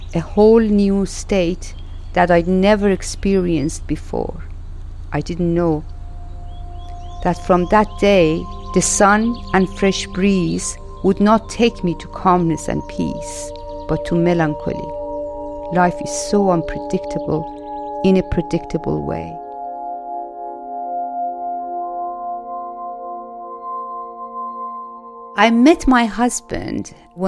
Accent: Iran; English is a second language; moved away as an adult; also born or lived in Denmark; now in England; And I come from Iran, and I was a refugee in Denmark. I moved to Denmark in 1984 and moved to England in 1998.

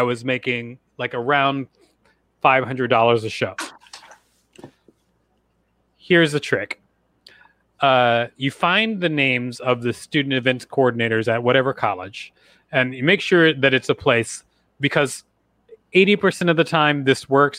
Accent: Huntsville, Alabama, United States; I grew up in Huntsville, Alabama

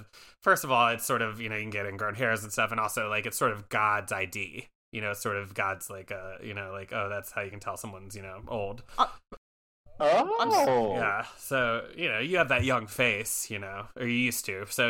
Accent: Baton Rouge, Louisiana, United States; accent: Bakersfield, California; And, yeah, and of course, I'm from the Bayou area of Baton Rouge, Louisiana.

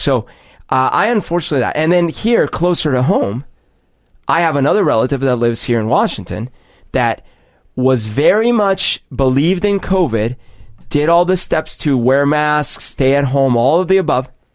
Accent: Colombia; moved away; growing up in Columbia

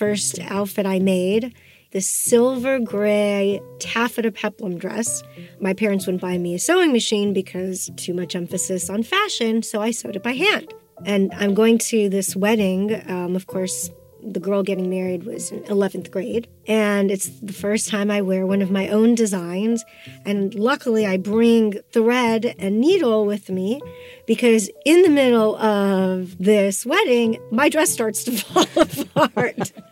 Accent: Austin, Texas, United States; also born or lived in Russia; at 5 years of age, I came from Russia to Austin, Texas

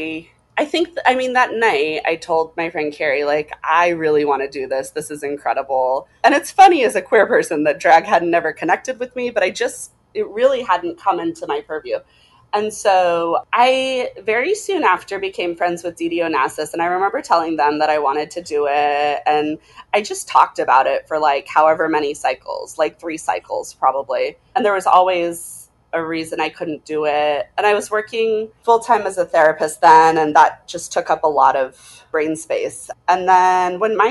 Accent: Boise, Idaho, United States; moved away; also born or lived in Laramie, Wyoming; Born in Laramie, Wyoming, and we moved to Idaho before I was cognizant, probably when I was one

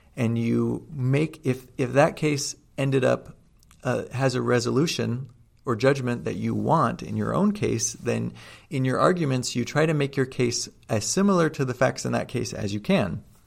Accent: outside of Seattle, Washington, United States; moved away; also born or lived in Utah; I grew up outside of Seattle

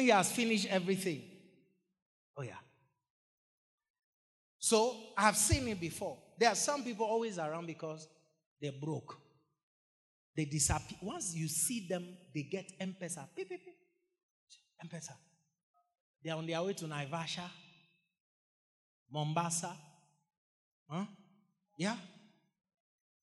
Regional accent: Ghana; In the 90s, growing up in Ghana, it was custom that every school you attended

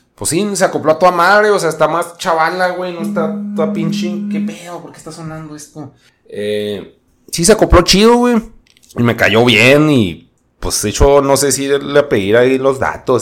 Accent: Mexico; así somos los mexicanos

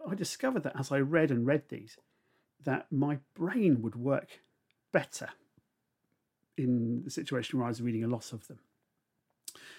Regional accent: Gosport, South East England, United Kingdom; now in Somerset, United Kingdom; I grew up in a naval town on the south coast, just on the Solent. The house I lived in was 10 Fairthorn Gardens, and it was the second house that I'd lived in Gosport, which is just up the road from Portsmouth

